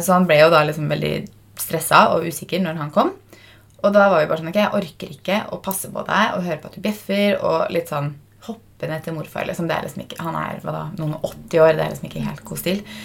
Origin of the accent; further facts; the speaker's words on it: Fredrikstad, Østfold, Norway; now in Oslo, Norway; Nå var vi jo hjemme i Fredrikstad fra onsdag kveld til mandag kveld